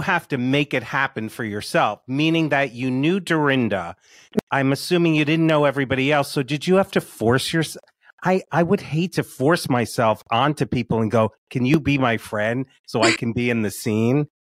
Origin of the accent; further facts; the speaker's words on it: South Orange, New Jersey, United States; I grew up in South Orange.